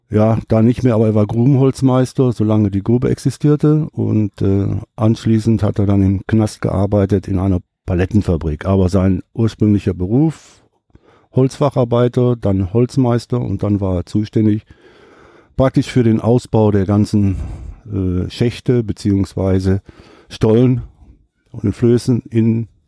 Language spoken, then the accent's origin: German; Gladbeck, North Rhine-Westphalia, Germany; moved away as an adult; also born or lived in Essen / Freudenstadt; now in Bad Liebenzell, Germany; ich bin im Grunde genommen Essen ja nur vier Jahre gewesen mhm. und dann nach Gladbeck. Okay. Und da bin ich dann zwar groß geworden, aber angefangen zu leben habe ich durch die Entfernung von äh, Essen nach Düsseldorf, natürlich in Düsseldorf.